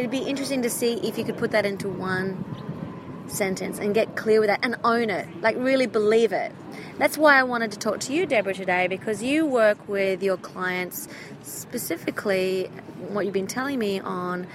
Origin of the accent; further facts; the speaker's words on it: Australia; now in Hollywood, United States; I am an Australian, Hollywood-based singer-songwriter